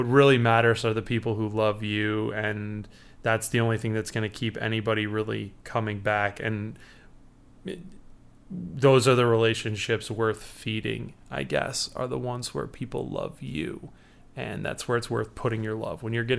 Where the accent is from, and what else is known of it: Chicago, Illinois, United States